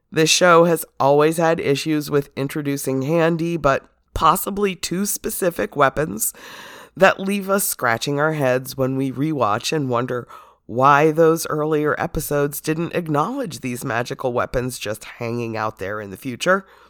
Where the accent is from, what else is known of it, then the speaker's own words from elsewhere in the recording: United States; as an American raised Catholic